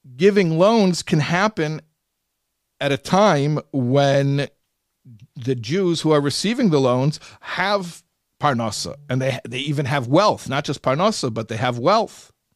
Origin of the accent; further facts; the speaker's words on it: Chicago, Illinois, United States; Chicago, my hometown